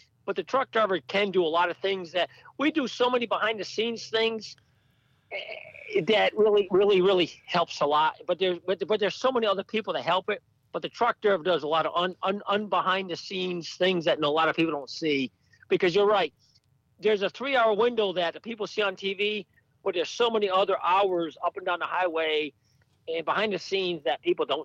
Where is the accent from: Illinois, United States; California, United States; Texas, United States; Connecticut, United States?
Connecticut, United States; Stafford Springs; I'm originally from Stafford Springs, Connecticut